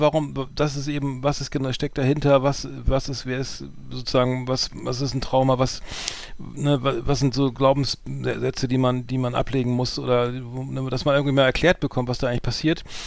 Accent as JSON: {"language": "German", "region": "Bremen", "country": "Germany", "said": "bei uns in Bremen"}